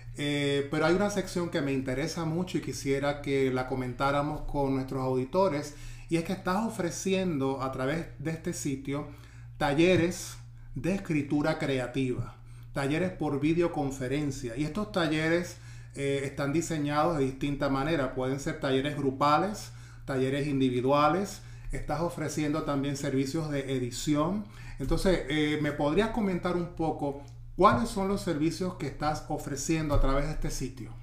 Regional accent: Ponce, Puerto Rico; en mi pueblo, en Ponce

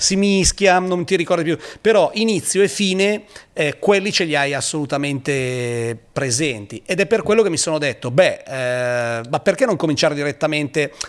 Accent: Pavia, Lombardy, Italy; per uno che arriva eh, da Pavia

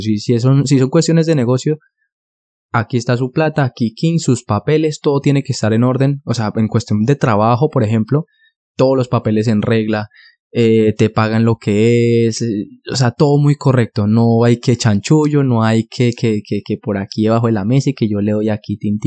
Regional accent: Bogotá, Colombia; now in Denmark; yo soy originario de Colombia, yo soy de la ciudad de Bogotá

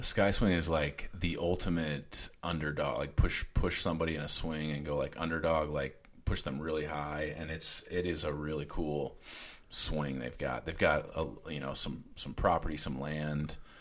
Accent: Junction City, United States; born or raised there

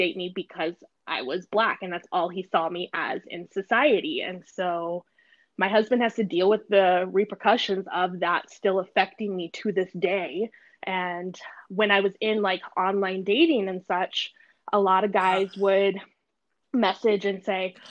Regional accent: Aurora, Colorado, United States; I grew up in Aurora, so there's like everybody there.

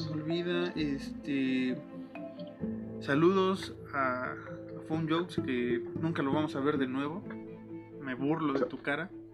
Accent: Mexico; somos mexicanos, Alan y yo

